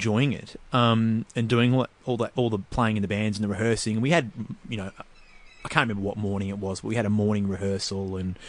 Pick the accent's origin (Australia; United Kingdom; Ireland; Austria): Australia; Montmorency, Victoria; Yeah, Montmorency.